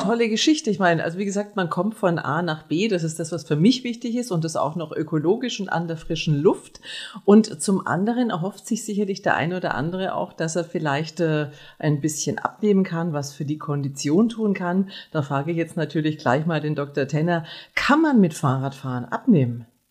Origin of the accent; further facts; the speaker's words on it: Nuremberg, Bavaria, Germany; ich komme aus Nürnberg